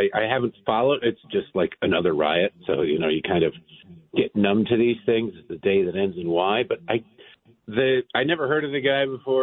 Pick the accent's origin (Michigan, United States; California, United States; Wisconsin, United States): Michigan, United States; Detroit; I grew up in Detroit, 1984.